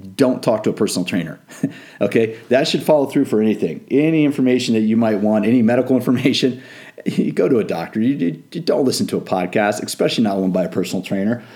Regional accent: Washington, District of Columbia, United States; I grew up in the Washington D.C. area, so I grew up around politics.

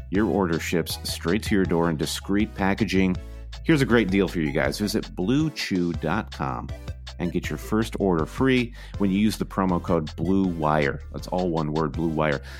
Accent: Midwest, United States; moved away as an adult; now in New York, United States; we're from the Midwest, where Chicago is the metropolis, but we'd made the leap to come to the East Coast

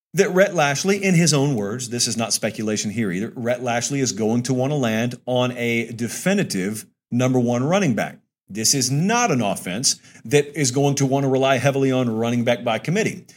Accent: Columbus, Georgia, United States; I'm from Columbus. I'm like bordering Lee County

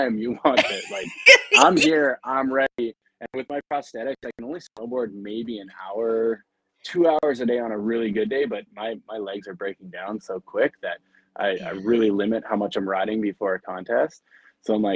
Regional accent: Calgary, Alberta, Canada; I grew up in Calgary

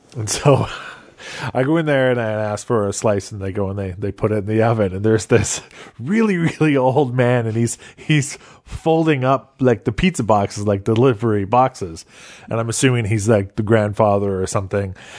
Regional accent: Canada; growing up in Canada

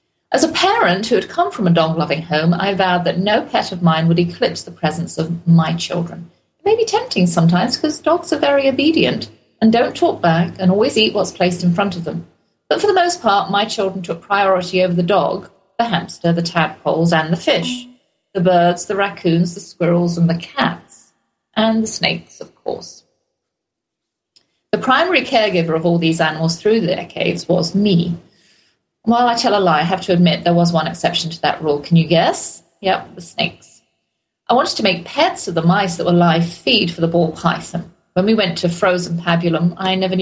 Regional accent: England, United Kingdom; accent: English; also born or lived in Germany; now in Texas, United States; Being English, I come from a long line of pet lovers

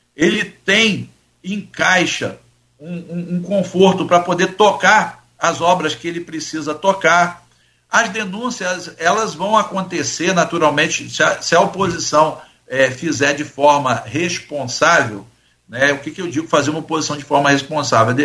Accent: Campos dos Goytacazes, Rio de Janeiro, Brazil; não sou carioca, sou campista, mas sou do estado do Rio de Janeiro

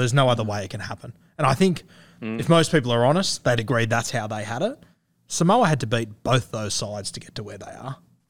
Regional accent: Australia; as an Aussie

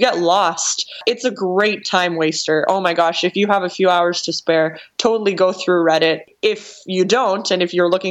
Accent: Canada; I'm Canadian

